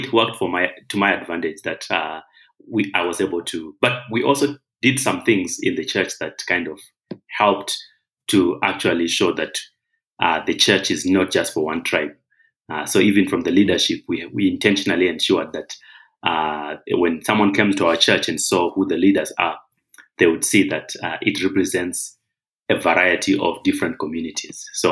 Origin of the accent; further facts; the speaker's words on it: Zimbabwe; now in Kenya; I'm actually not Kenyan. I'm from Zimbabwe. So my tribe is actually Shona, the Shona people of Zimbabwe